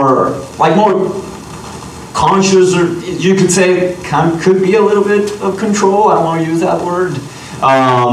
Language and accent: English; Puerto Rico; moved away; I'm from Puerto Rico